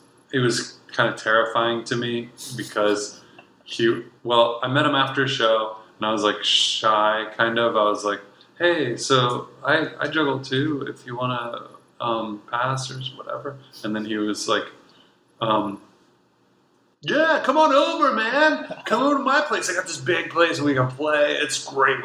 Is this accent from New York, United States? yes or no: no; Columbiana, Ohio, United States; moved away; also born or lived in Nashville, Tennessee / San Francisco; I was from Columbiana, Ohio